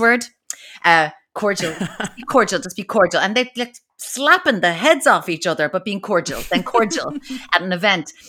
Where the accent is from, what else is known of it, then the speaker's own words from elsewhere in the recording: Kinsale, Munster, Ireland; she's from Kinsale, like I am